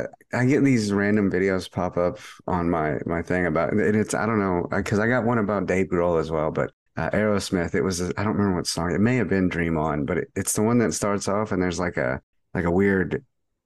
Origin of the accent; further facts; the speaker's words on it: Texas, United States; we lived in this really small shithole town growing up in Texas. It's like, it's small.